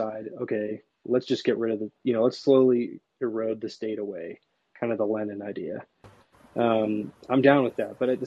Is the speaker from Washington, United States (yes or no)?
yes; Seattle, Washington, United States; you're in my hometown.